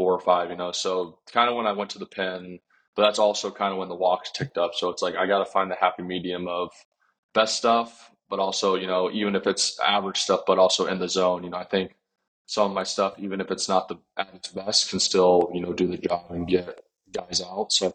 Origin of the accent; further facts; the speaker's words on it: Kansas, United States; I'm from Kansas